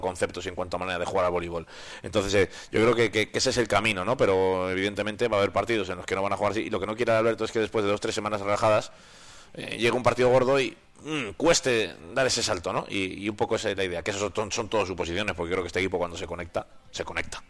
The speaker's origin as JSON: {"language": "Spanish", "town": "Valladolid", "region": "Castile and León", "country": "Spain", "moved": "yes", "lives_now": "Soria, Spain", "said": "mi tierra"}